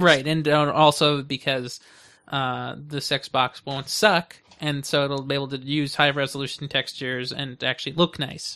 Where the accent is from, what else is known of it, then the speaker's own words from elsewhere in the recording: United States; I'm an American